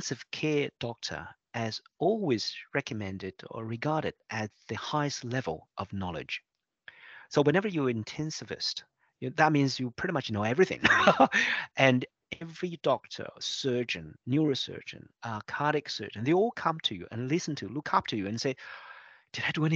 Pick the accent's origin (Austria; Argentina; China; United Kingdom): China; moved away as an adult; also born or lived in Beijing, China; now in Melbourne, Australia; I was born in China and I was an intensive care doctor back in China in Beijing for about 8 years